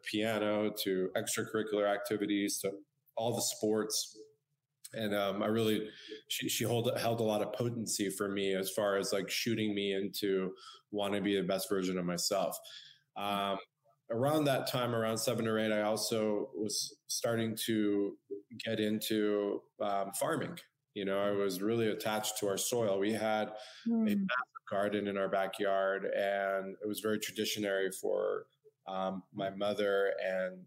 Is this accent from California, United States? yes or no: yes; San Diego, California, United States; I was born and raised in San Diego, California